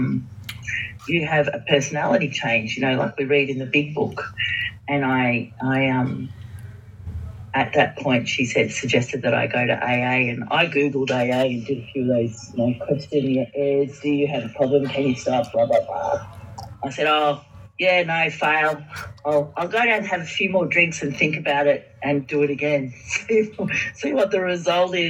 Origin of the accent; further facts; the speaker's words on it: Warrnambool, Victoria, Australia; moved away as an adult; also born or lived in Queensland; my hometown of Warrnambool, staying at my mother's house